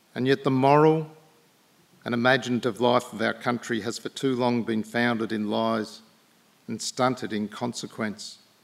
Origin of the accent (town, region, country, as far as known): Australia